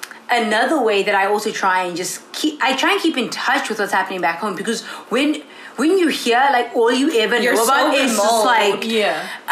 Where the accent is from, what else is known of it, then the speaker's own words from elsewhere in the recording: South Africa; accent: South African; first language English; moved away as an adult; now in Ithaca, United States; as a South African English speaker